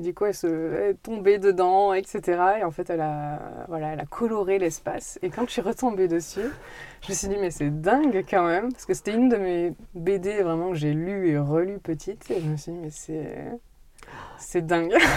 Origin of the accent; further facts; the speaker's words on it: Brive-la-Gaillarde, Nouvelle-Aquitaine, France; je suis née en Corrèze, je suis née à Brive.